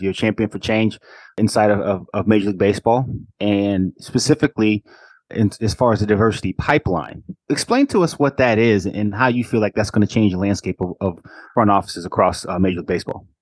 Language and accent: English; Atlanta, Georgia, United States; also born or lived in Detroit, Michigan; i was born in Detroit, moved down to Atlanta when I was a kid, and so I've got I've got pieces of both of those cities that are in me